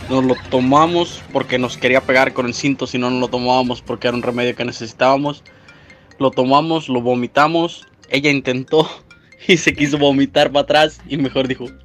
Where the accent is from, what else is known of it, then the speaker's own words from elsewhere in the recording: Mexico; Yo soy mexicana